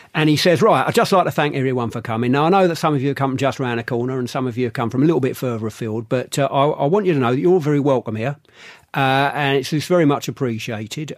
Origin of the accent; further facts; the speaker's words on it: London, United Kingdom; I grew up in London